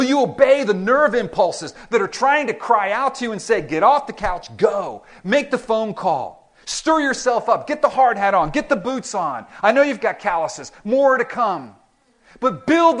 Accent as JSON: {"language": "English", "town": "Miami", "region": "Florida", "country": "United States", "tie": "born or raised there", "said": "I grew up in Miami"}